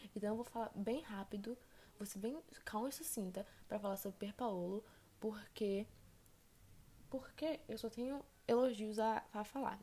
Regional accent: Brazil; eu não sou italiana, eu sou brasileira

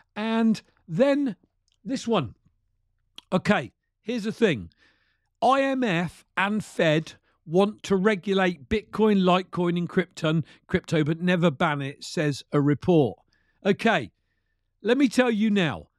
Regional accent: United Kingdom; Being a Brit

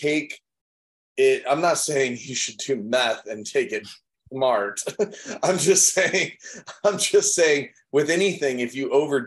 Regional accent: Chicago, Illinois, United States; I grew up in Chicago

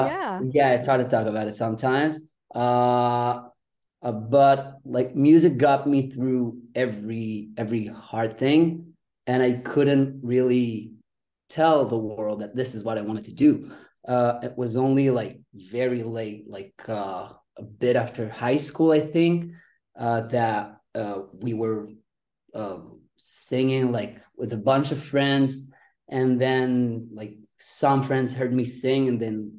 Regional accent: Israel; Right now I'm in Israel. Uh-huh. I'm from Israel

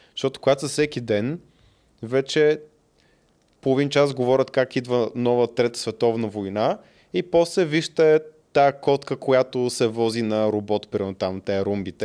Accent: Bulgaria; съм от България

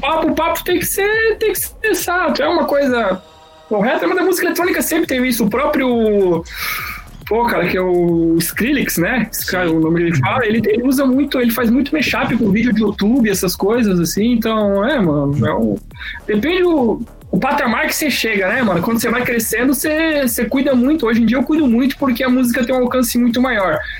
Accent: Santa Catarina, Brazil; accent: mix of Santa Catarina and Paraná; eu nasci na Coab, velho. Eu nasci numa periferia aqui da cidade. É, minha mãe mora lá ainda hoje em dia

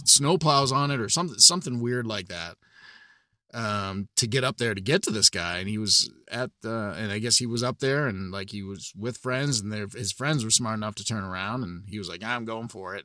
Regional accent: New Hampshire, United States; I'm originally from New Hampshire.

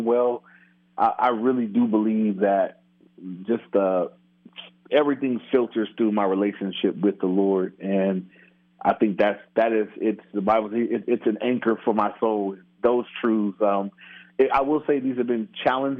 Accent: Inglewood, California, United States; grew up in Inglewood, which is in near L.A.

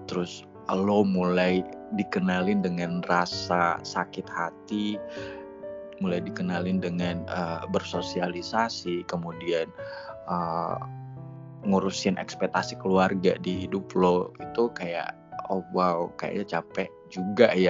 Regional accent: Manado, North Sulawesi, Indonesia; now in Jakarta, Indonesia; Gue asalnya dari Manado, cuman uh, lagi merantau aja di Jakarta

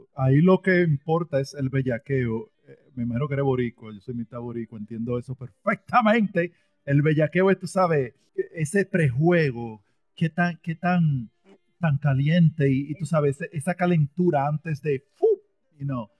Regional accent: Dominican Republic; yo soy dominicano

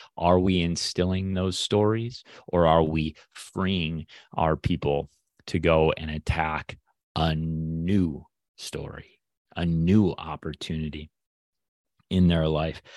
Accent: Midwest, United States; I'm a Midwesterner

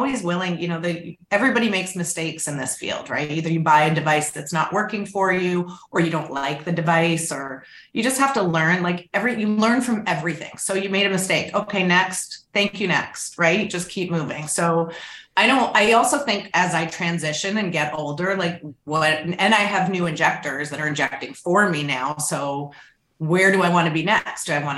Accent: Canada; now in United States; I'm Canadian

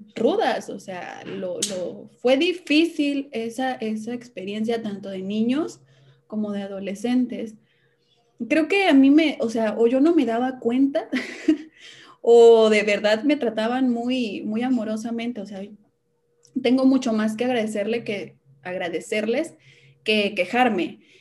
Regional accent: Veracruz, Mexico; also born or lived in Hidalgo; siempre digo que soy de Veracruz porque la mayor parte de mi vida he vivido en el estado de Veracruz, pero nací en Hidalgo

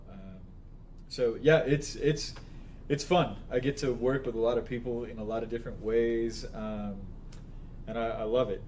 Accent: Las Vegas, Nevada, United States; I grew up in Las Vegas, Nevada

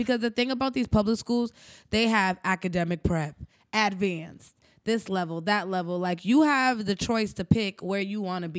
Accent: Brockton, Massachusetts, United States; also born or lived in Cambridge, Massachusetts; I came to Brockton at 7.

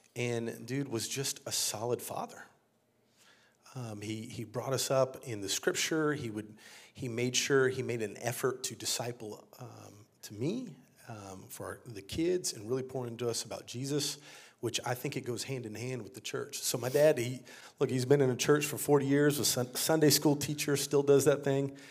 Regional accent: San Antonio, Texas, United States; moved away as an adult; also born or lived in Dallas-Fort Worth, Texas; now in Brooklyn, New York, United States; I grew up here in Texas, actually.

